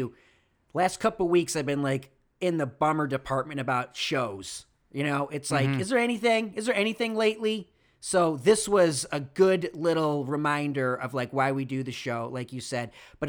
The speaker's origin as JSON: {"language": "English", "town": "Rochester", "region": "New York", "country": "United States", "tie": "born or raised there", "said": "Rochester, New York, has never been there. Because it was the middle of nowhere, and it's a city. It's my hometown."}